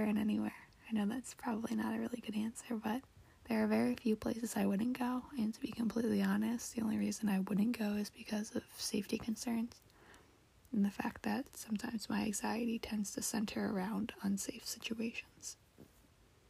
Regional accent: United States; I was born and raised in America

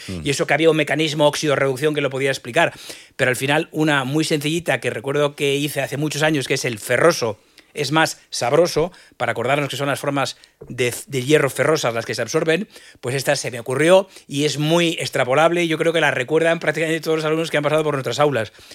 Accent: Madrid, Community of Madrid, Spain; yo soy madrileño y al final eh, lo veo desde el microclima madrileño, que yo me he enriquecido muy poquito de otras cosas. Al final estudié en Madrid, me crié en Madrid

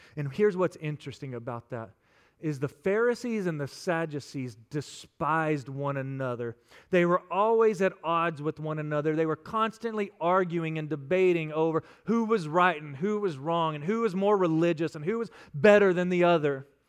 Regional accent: West Texas, United States; I'm from West Texas, and out there we like to keep it simple

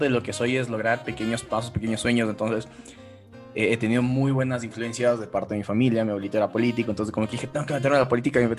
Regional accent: Quito, Pichincha, Ecuador; vivo en {S2} Ecuador, en Quito, en la capital. Aquí en mi país, bueno, soy abogado

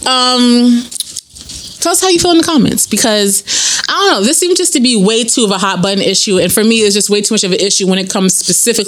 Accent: New York City, New York, United States; I'm from the Bronx

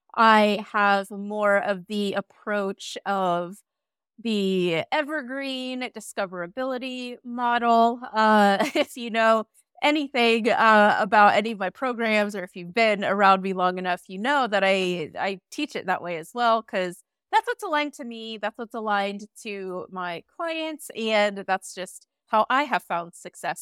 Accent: United States; now in Iceland; I'm an American immigrant now living in Iceland

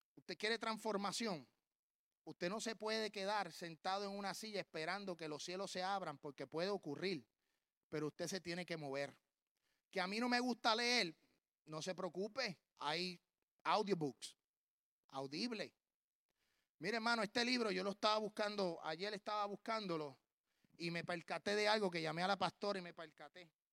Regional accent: Puerto Rico; moved away as an adult; now in Tennessee, United States; yo soy puertorriqueño hasta en la luna

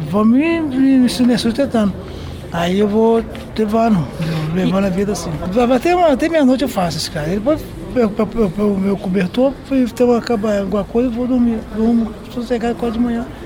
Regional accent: Rio de Janeiro, Brazil; now in São Paulo, Brazil; Não, eu moro no Rio de Janeiro, sou carioca e vim para cá, para São Paulo, que é um lugar bom, sossegado, paz

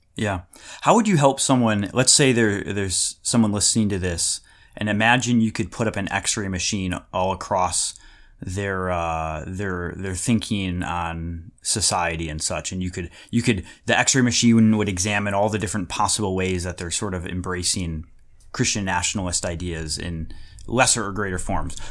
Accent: United States; when I was growing up in America

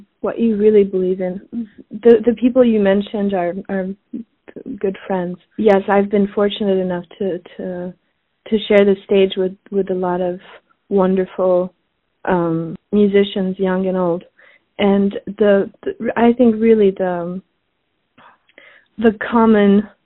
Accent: Switzerland; also born or lived in Paris, France; now in New York, United States; I was born in Switzerland. I grew up between Switzerland and Paris

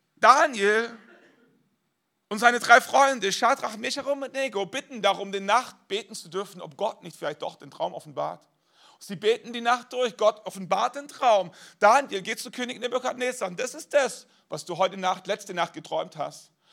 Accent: Germany; wir als Deutsche

